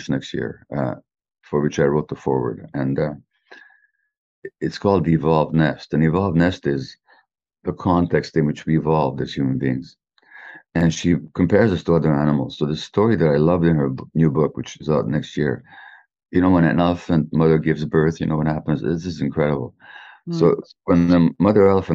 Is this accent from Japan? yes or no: no; Canada; I'm Canadian